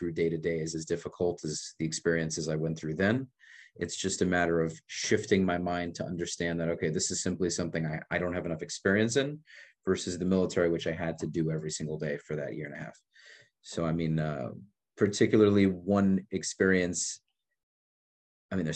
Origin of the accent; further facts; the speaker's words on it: New York, United States; also born or lived in Israel; now in Miami, United States; I'm originally from New York